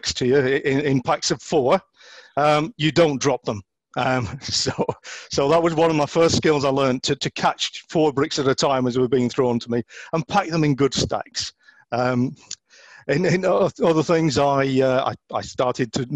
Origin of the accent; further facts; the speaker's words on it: Oldham, North West England, United Kingdom; I was brought up in Oldham